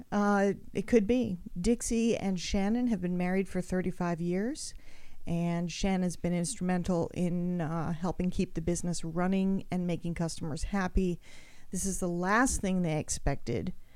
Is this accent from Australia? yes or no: yes; Australia; I grew up in Australia.